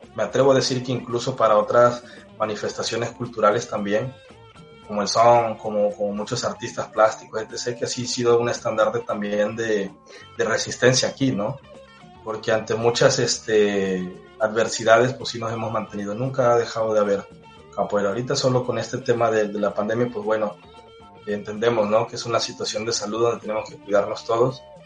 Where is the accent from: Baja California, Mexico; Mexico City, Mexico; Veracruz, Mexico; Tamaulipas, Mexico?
Veracruz, Mexico; Cosoleacaque; Yo soy de Cosoleacaque, Veracruz, aquí al sur del estado